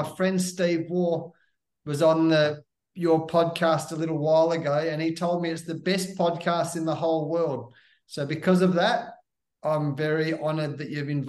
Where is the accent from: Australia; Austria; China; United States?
Australia; Perth, Western Australia; I grew up in Western Australia in a place called Perth